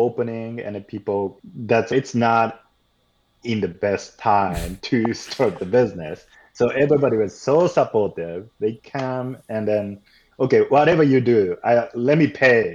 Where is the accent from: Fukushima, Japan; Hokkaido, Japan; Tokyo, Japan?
Tokyo, Japan; also born or lived in Bushwick, New York; now in New York, United States; I'm originally from Tokyo, a part of Tokyo called Koenji